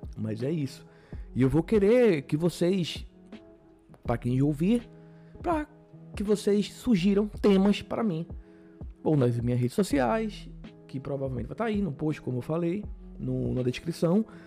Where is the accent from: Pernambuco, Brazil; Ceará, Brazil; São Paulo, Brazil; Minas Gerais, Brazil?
Pernambuco, Brazil; Paulista; sou de Pernambuco, de uma cidade chamada Paulista